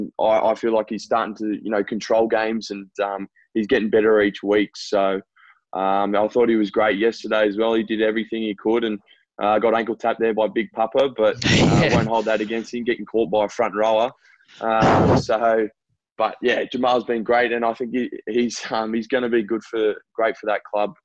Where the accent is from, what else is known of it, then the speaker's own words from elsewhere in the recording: Gold Coast, Queensland, Australia; It's my hometown. I grew up here and pretty much my whole life.